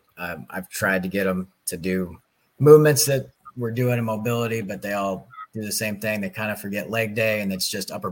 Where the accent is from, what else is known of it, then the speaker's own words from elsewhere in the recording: Belleville, Illinois, United States; I grew up in Belleville all my life